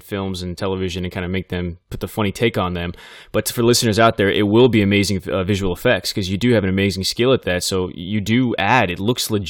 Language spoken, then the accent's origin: English; Bakersfield, California, United States; I grew up in Bakersfield